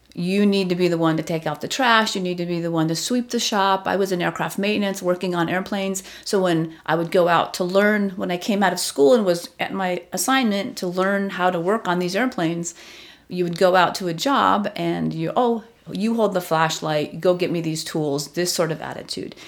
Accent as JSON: {"language": "English", "region": "Southern California", "country": "United States", "tie": "born or raised there", "also_born_or_lived": "Long Beach, California", "moved": "as an adult", "lives_now": "Washington, D.C., United States", "said": "So I grew up in Southern California, largely. I was born in Long Beach."}